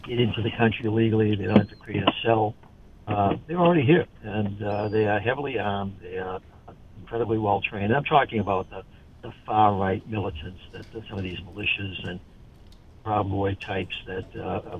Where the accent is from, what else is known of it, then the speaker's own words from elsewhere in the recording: Boston, Massachusetts, United States; moved away; also born or lived in New York / Los Angeles; born in Boston